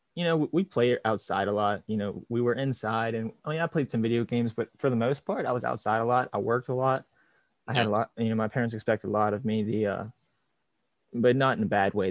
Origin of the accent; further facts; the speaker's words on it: Romney, West Virginia, United States; I grew up here in Romney. It's yep. a small town in West Virginia.